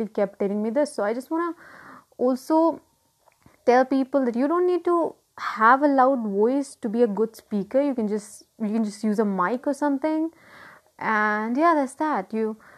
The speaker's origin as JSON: {"language": "English", "town": "Lucknow", "region": "Uttar Pradesh", "country": "India", "said": "I'm from Lucknow"}